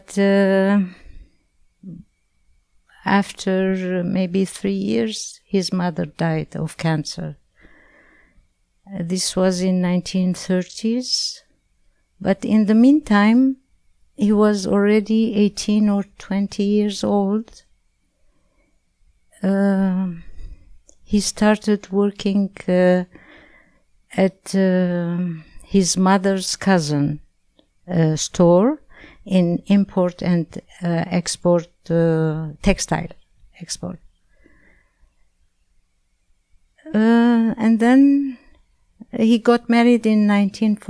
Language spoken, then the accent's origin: English; Alexandria, Alexandria Governorate, Egypt; now in Canada; I was born in Egypt, Alexandria, in 1945